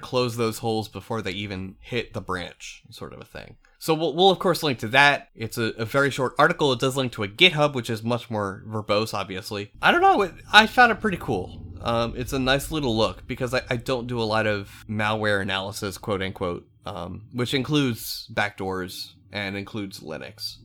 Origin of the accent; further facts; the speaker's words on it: eastern Pennsylvania, United States; I'm from the East Coast of P A. I'm not from, uh, central P A, where Lancaster is